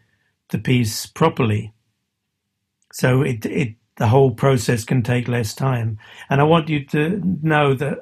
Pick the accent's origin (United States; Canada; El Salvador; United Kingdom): United Kingdom; England; I'm English